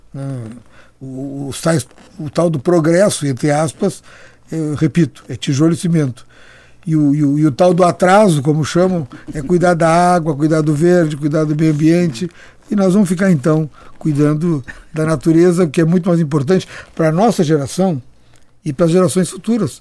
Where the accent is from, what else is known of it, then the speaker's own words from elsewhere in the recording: Porto Alegre, Rio Grande do Sul, Brazil; Eu sou de Porto Alegre